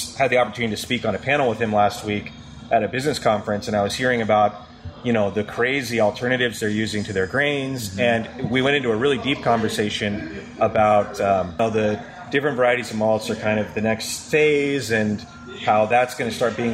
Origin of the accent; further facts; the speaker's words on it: Spokane, Washington, United States; I grew up in Spokane